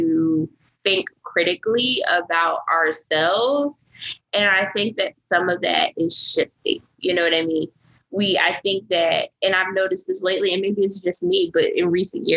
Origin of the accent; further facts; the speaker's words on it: United States; being Black and being American, like living in this country